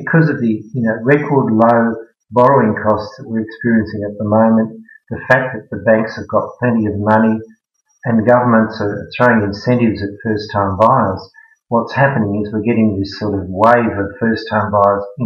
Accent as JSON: {"language": "English", "town": "Sydney", "region": "New South Wales", "country": "Australia", "tie": "born or raised there", "also_born_or_lived": "Netherlands", "moved": "as an adult", "lives_now": "Melbourne, Australia", "said": "I grew up in Sydney"}